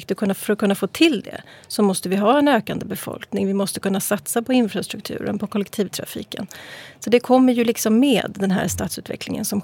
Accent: Bredäng, Stockholm County, Sweden; Ja, jag är från Bredäng. Jag har bott här ja, i 30 år, över 30 år. Jag gick i Bredängsskolan och eh, ja, så jag bott där.

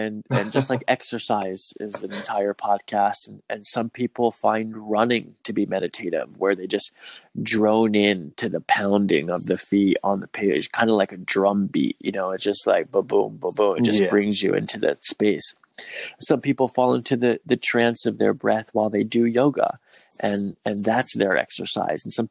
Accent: United States; as a white person, then having growing up in America

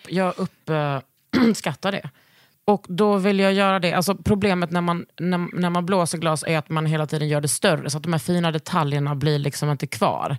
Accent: Lund, Skåne, Sweden; moved away; utanför Gunnesbo, där jag växte upp

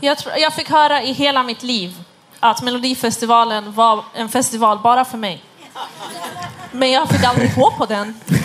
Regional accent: Stockholm, Stockholm County, Sweden; jag kommer själv från Husby

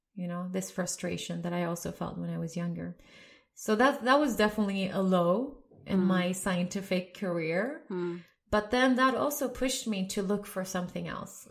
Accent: Sweden; moved away as an adult; also born or lived in Lebanon / Dresden, Germany; So I grew up in Sweden.

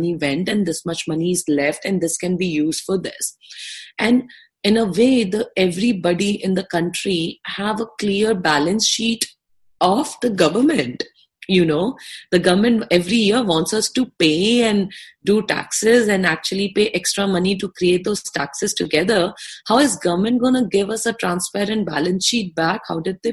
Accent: India; I'm an Indian citizen, which I am

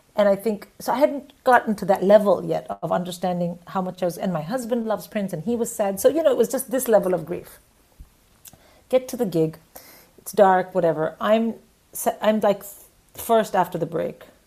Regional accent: India; moved away as an adult; also born or lived in England; I was from India

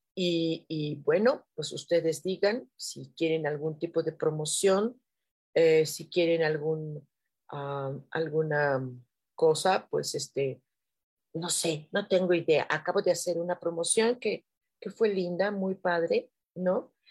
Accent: Mexico City, Mexico; así somos en Ciudad de México

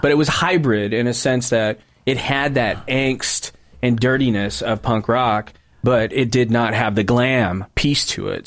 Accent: South End of Seattle / Auburn, Washington, United States; I was living with my mom in the Southend

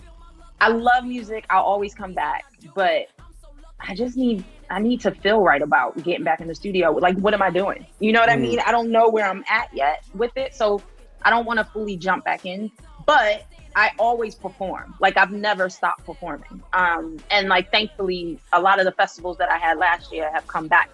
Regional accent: Philadelphia, Pennsylvania, United States; moved away as an adult; now in United Kingdom; I'm from Philly

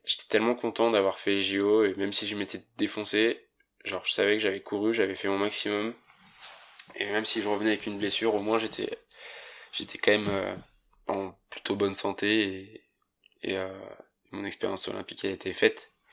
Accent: Saint-Gervais-les-Bains, Auvergne-Rhône-Alpes, France; Je viens de Saint-Gervais-les-Bains et je fais du snowboard depuis que je suis tout petit

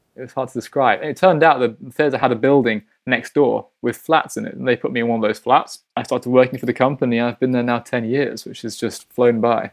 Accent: Hull, Yorkshire and the Humber, United Kingdom; now in St. Petersburg, Russia; I'm from Hull, which is in East Yorkshire.

